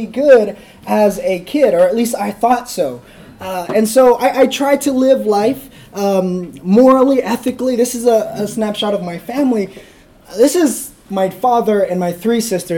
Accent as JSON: {"language": "English", "town": "Fresno", "region": "California", "country": "United States", "lives_now": "Hanford, United States", "said": "I'm from Fresno, California, so I'm a California boy"}